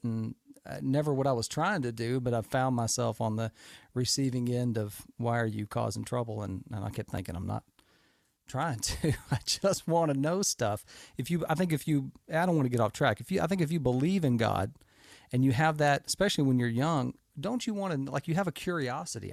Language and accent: English; Houston, Texas, United States; I grew up in America. I grew up in Houston, Texas, one of the largest cities in the country.